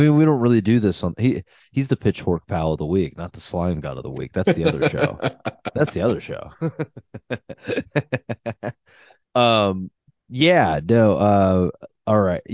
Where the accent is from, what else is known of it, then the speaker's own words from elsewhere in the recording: Ohio, United States; moved away; we're from Ohio originally